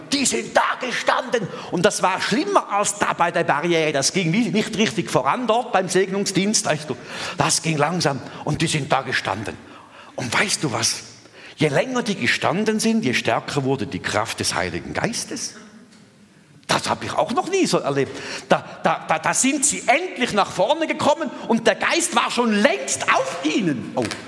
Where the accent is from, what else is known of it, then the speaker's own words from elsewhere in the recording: Thurgau, Switzerland; ich bin im Durgau aufgewachsen und in, in Mostindien